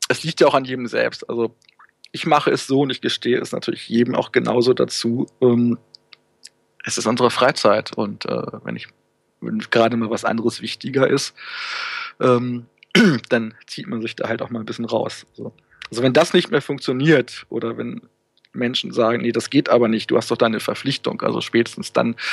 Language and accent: German; Hanover, Lower Saxony, Germany; Also ich habe, wie anfangs erwähnt, komme ich ja ursprünglich aus Hannover.